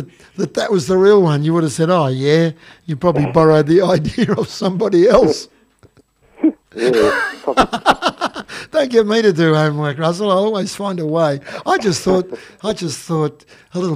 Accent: Gippsland, Victoria, Australia; we come from Gippsland. I said, look, we've lived here all our lives.

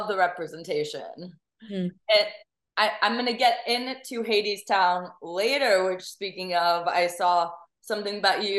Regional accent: Texas, United States; as a Texan, because I'm from Texas

